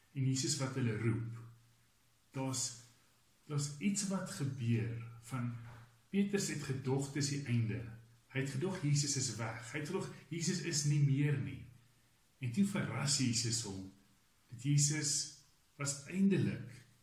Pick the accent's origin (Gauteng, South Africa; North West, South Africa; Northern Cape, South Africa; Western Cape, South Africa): Gauteng, South Africa; Roodekrans; also born or lived in Stellenbosch; ek het groot geword binne in die NG NG Roderkrans